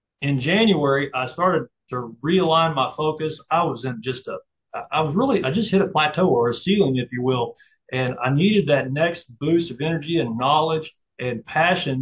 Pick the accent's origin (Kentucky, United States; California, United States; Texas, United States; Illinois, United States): Texas, United States; Cleveland; I'm from Cleveland.